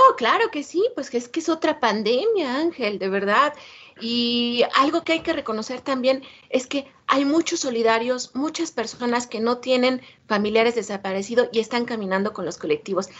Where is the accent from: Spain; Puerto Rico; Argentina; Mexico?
Mexico